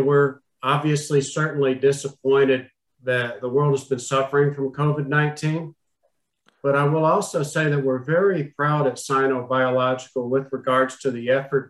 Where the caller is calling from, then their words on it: Austin, Texas, United States; Austin, Texas.